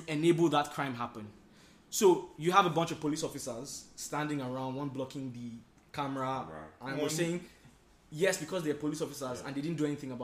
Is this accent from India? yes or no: no; Nigeria; now in United States; I'm Nigerian